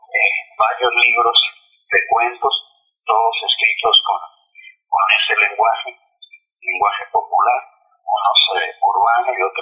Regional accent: Sonora, Mexico; also born or lived in Guadalajara; yo nací en Guadalajara pero a los nueve años me llevaron a, vivir mi madre, me llevó a vivir a, Sonora.

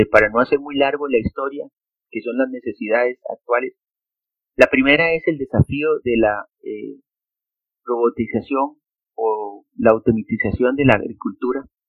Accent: Costa Rica; soy costarricense, ingeniero agrónomo

